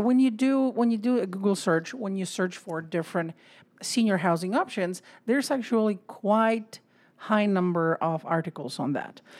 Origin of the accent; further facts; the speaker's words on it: Poland; moved away; I'm from Poland